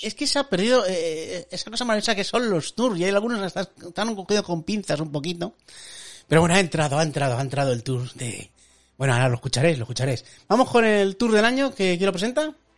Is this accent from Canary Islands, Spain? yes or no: no; La Rioja, Spain; en mi pueblo, tío, que es de La Rioja